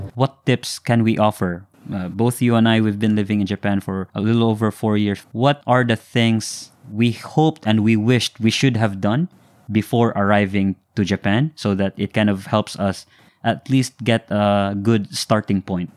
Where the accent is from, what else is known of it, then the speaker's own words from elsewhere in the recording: Philippines; coming from Philippines, it's always been English